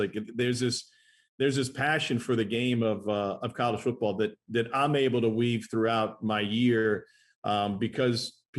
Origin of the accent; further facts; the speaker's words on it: Columbia, Missouri, United States; now in Atlanta, United States; I grew up in the Midwest, so I was used to different seasons, right? There's a distinct difference when you grow up in Missouri in summer, fall, winter, spring.